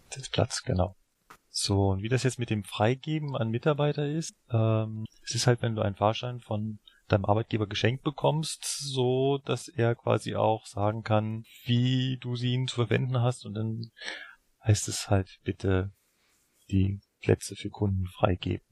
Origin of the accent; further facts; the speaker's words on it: Berlin, Germany; Ich bin ja in Berlin aufgewachsen